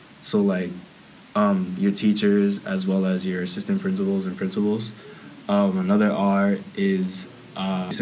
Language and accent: English; New York City, New York, United States; I'm from Queens, Corona, Queens. My family's Dominican, so Dominican-American activist